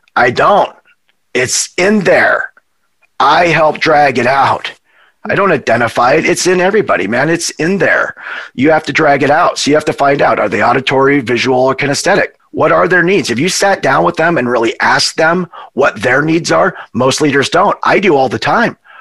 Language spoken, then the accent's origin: English; Montana, United States; moved away as an adult; also born or lived in Hawaii; we're from Montana we're cowboys.